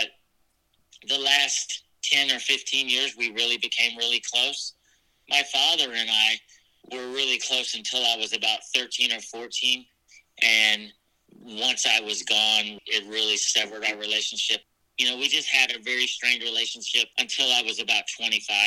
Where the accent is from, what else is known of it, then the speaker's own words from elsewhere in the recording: Norfolk, Virginia, United States; I was born in Norfolk, Virginia, and I was adopted from there at birth